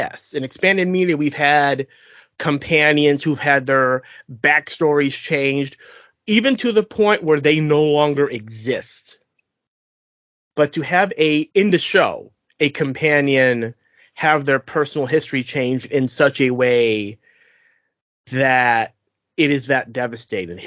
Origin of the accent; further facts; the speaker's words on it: United States; since we are lowly Americans